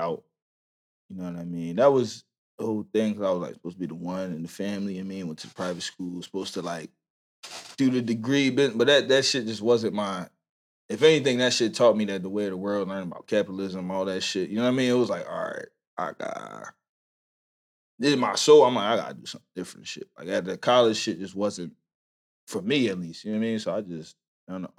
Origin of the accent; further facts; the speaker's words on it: Philadelphia, Pennsylvania, United States; I grew up in black family, West Philly. I'm from Vine Street